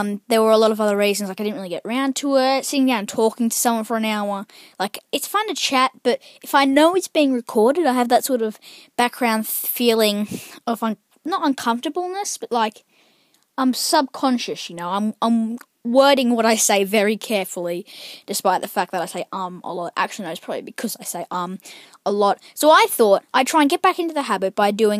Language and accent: English; Australia; I'm Australian